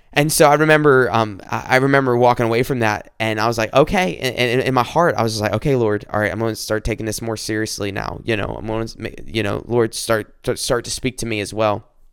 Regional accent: South Carolina, United States; moved away as an adult; also born or lived in Columbia, South Carolina; now in Michigan, United States; I'm not from Michigan, I'm from South Carolina, born and raised here

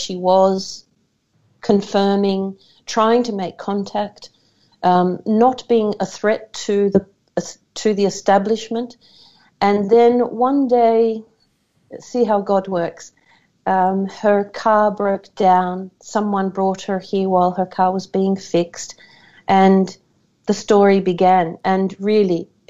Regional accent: Australia; as an Australian

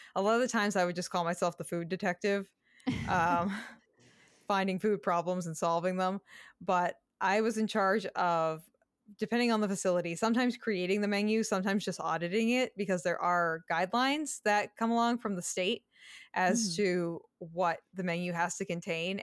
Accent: Massachusetts, United States; I grew up in Massachusetts

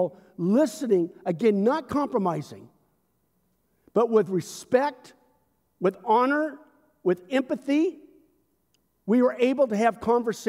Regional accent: United States; My identity is not first and foremost as an American citizen, although I love my culture.

